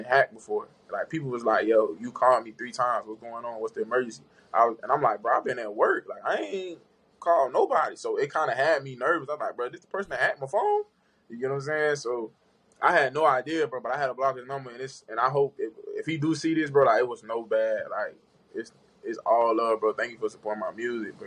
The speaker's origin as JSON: {"language": "English", "region": "Florida", "country": "United States", "said": "I'm from Florida"}